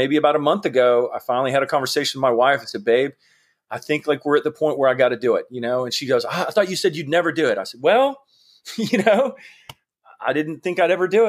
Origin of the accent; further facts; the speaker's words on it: Georgia, United States; I grew up in Georgia. I went to University of Georgia